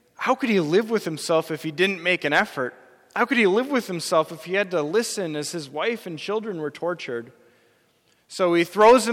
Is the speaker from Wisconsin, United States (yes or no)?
yes; Wisconsin, United States; I grew up in Wisconsin. I'm a lifelong Wisconsinite.